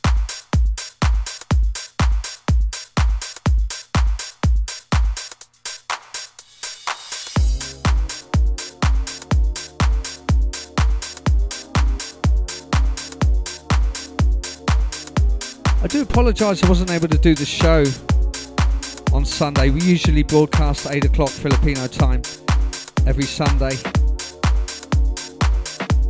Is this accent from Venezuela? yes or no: no; Portsmouth, South East England, United Kingdom; moved away as an adult; now in Philippines; my hometown of Portsmouth